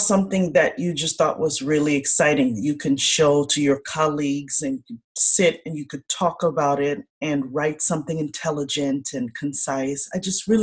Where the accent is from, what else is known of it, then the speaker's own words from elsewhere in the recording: Chicago, Illinois, United States; I am the eldest daughter, first generation born of Haitian immigrants here in the United States. I was born in Chicago